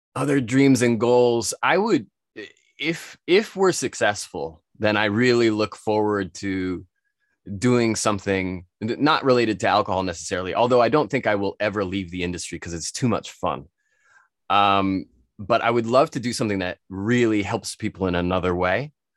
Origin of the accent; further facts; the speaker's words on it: United States; moved away; I'm from the States originally